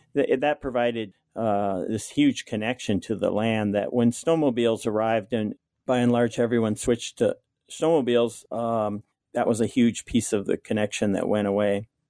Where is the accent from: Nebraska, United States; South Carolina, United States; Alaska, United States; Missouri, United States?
Alaska, United States; Kobuk River; also born or lived in Kotzebue, Alaska; I was born and raised on the Kobuk River, which is about hundred miles above the Arctic Circle.